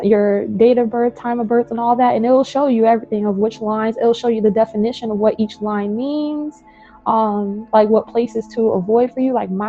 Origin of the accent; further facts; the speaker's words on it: California, United States; So going through the Bay Area. I'm from the Bay Area. So that line through there is pretty much what I see as home.